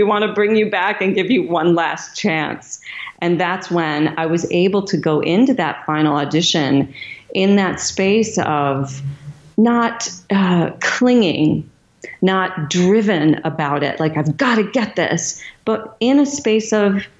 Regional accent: Michigan, United States; my hometown of Michigan

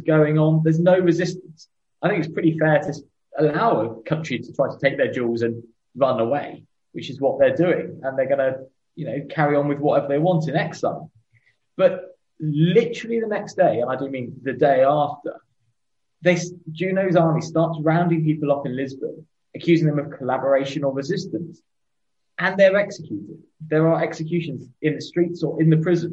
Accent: United Kingdom; two British white middle-class males

